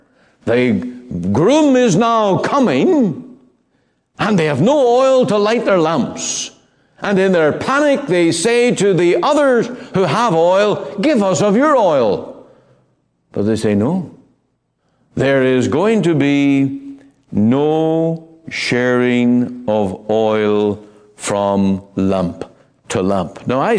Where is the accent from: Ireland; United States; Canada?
Ireland; Now, I come from Ireland, and it's a very Roman Catholic country, much of it.